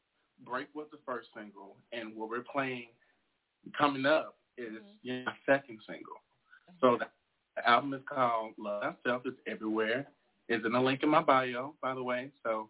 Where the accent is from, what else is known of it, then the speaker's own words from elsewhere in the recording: Memphis, Tennessee, United States; I'm from Memphis, Tennessee.